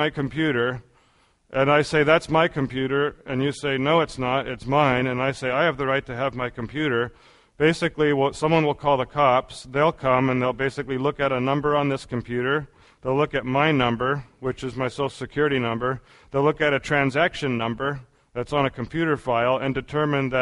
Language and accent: English; United States; being an American